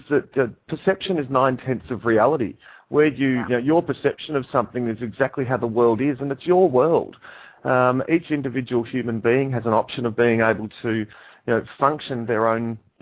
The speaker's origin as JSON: {"language": "English", "town": "Dandenong", "region": "Victoria", "country": "Australia", "tie": "born or raised there", "also_born_or_lived": "Papua New Guinea / Melbourne", "said": "I grew up in a place called Dandenong"}